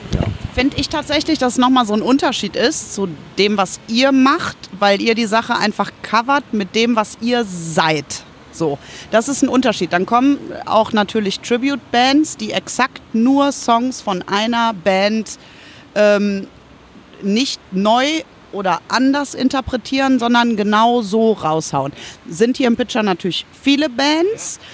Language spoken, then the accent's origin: German; Germany; bei uns in Glen, da komme ich her